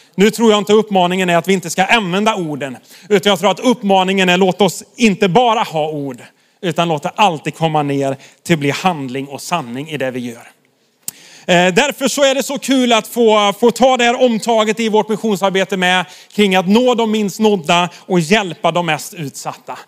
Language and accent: Swedish; Sweden; vi svenskar